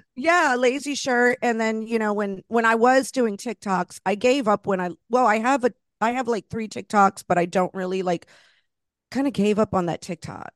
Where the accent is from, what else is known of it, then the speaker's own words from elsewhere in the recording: Florida, United States; moved away as an adult; also born or lived in Los Angeles; now in New York, United States; I grew up in Florida, and I'm, you know, Latina, I'm Puerto Rican, I'm Cuban